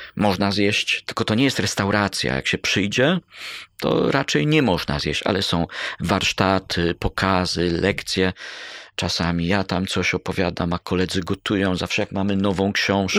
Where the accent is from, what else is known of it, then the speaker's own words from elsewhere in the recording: Bydgoszcz, Kuyavian-Pomeranian Voivodeship, Poland; also born or lived in Koronowo; Mieszkałem w Bydgoszczy, urodziłem się w Koronowie pod Bydgoszczą, ale z Bydgoszczy, można powiedzieć